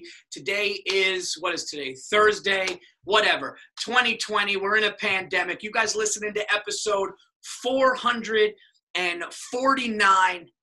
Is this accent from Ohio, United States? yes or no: no; Yonkers, New York, United States; now in Katonah, United States; I was born in Yonkers. Now I'm upstate by like Katona.